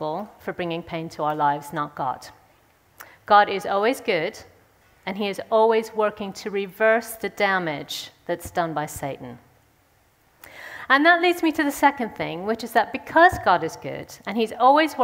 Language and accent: English; St. Louis, Missouri, United States; moved away; I'm from St. Louis in the States. I grew up there.